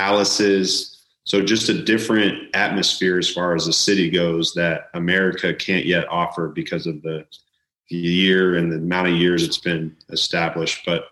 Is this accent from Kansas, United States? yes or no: yes; Utica, Kansas, United States; my hometown of Utica, Kansas, population of like 150 people.